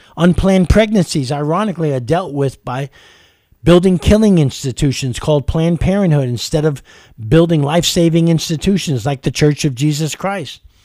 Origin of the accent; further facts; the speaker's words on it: New York City, New York, United States; moved away as an adult; also born or lived in California; now in Kentucky, United States; I grew up in New York City, the melting pot of the world with every culture, color, and race